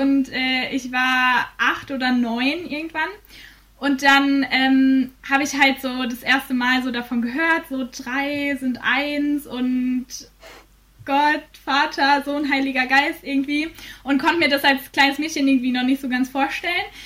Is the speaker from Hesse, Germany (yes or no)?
no; Bielefeld, North Rhine-Westphalia, Germany; moved away as an adult; now in Fulda, Germany; in Bielefeld bin, in meiner Heimat